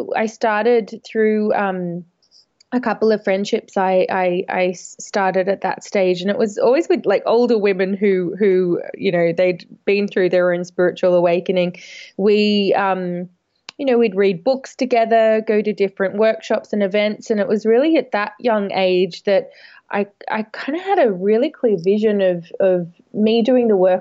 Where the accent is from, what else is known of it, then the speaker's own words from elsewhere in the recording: Australia; moved away as an adult; now in London, United Kingdom; I'm from Australia originally. I've lived over in London about 10 years now, maybe a bit longer now